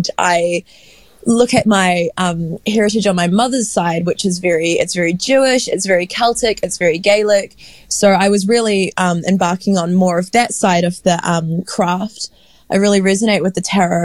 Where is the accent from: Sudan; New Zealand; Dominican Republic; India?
New Zealand; Dunedin, Otago; I grew up in Utipoti, Dunedin, which is this very small town